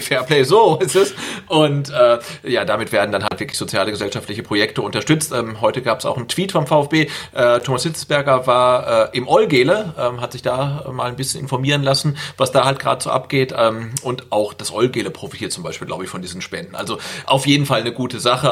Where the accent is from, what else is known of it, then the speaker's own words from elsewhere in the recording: Bad Salzuflen, North Rhine-Westphalia, Germany; Das ist meine Geburtsstadt, also hör mal auf damit Bad Salzuflen